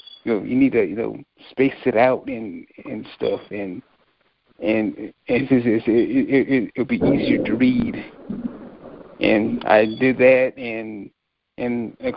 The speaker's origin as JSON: {"language": "English", "region": "North Carolina", "country": "United States", "also_born_or_lived": "Milledgeville, Georgia", "said": "I'm from North Carolina."}